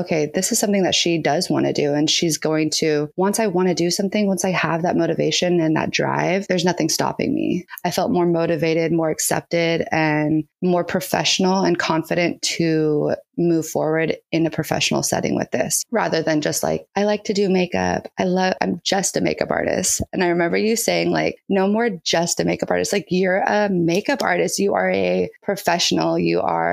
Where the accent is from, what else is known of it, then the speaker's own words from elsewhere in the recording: San Diego, California, United States; I'm from San Diego, California.